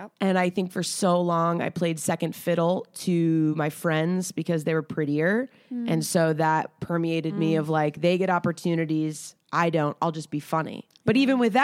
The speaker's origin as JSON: {"language": "English", "town": "Atlanta", "region": "Georgia", "country": "United States", "moved": "yes", "said": "I'm from Atlanta"}